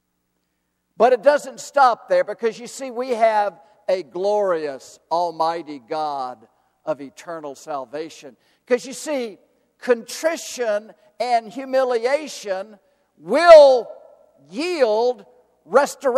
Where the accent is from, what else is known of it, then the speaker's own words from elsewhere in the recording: the South, United States; I am from the South, and I love my Southern culture.